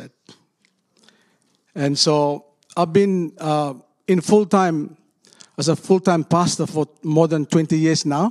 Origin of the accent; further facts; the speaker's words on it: Solomon Islands; I come from Solomon Islands, a country of 800,000 people